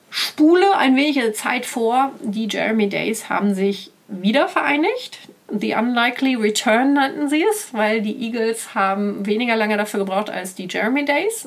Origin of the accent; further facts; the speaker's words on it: Ruhr area, North Rhine-Westphalia, Germany; moved away; sind wir weitergefahren in den Ruhrport, in meine alte Heimat